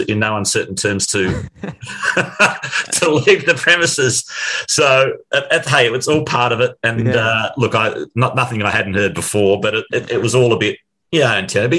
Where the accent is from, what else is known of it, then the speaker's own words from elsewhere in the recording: Ringwood, Victoria, Australia; also born or lived in Melbourne / New York / London / Sydney; I was a boy from Ringwood